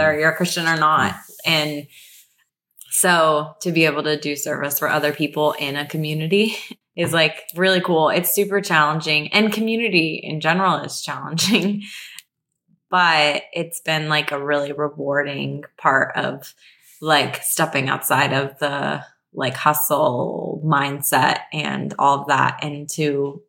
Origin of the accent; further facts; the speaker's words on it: Phoenix, Arizona, United States; now in Los Angeles, United States; I'm from Phoenix